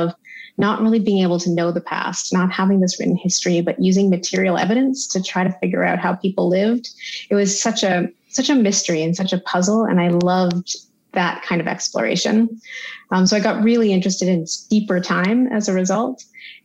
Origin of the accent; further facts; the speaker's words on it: Toronto, Ontario, Canada; also born or lived in Victoria; I'm from Toronto originally, and my parents used to take me all the time to the Royal Ontario Museum